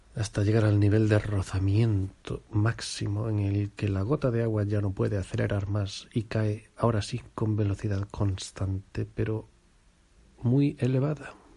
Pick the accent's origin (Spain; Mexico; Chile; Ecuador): Spain; Somos españoles.